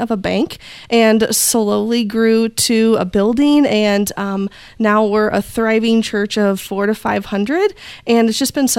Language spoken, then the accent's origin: English; Indiana, United States; I am from Indiana in the U.S. We are in the heart of Amish country, so things are just a little bit slower here. And I've been born and raised here